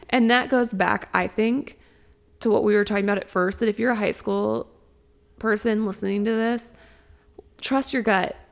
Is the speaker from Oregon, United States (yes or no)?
no; Springfield, Missouri, United States; I come from Springfield, Missouri, and the high school I went to was on the more industrial side of town.